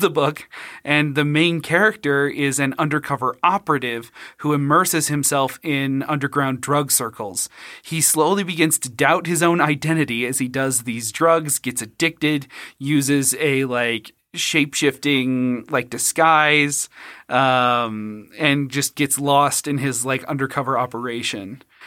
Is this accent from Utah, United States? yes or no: yes; Utah, United States; when you lose your faith and just get disowned and disfellowshipped by Mormonism in, growing up in Utah